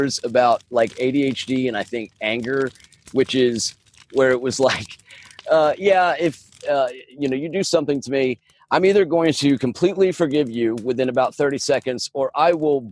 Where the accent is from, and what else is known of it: United States